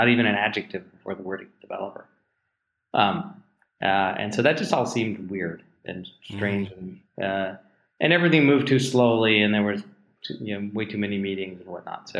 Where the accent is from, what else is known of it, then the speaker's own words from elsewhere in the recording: New Jersey and Los Angeles, United States; moved away as an adult; also born or lived in Pittsburgh, Pennsylvania; now in Seattle, United States; I grew up in New Jersey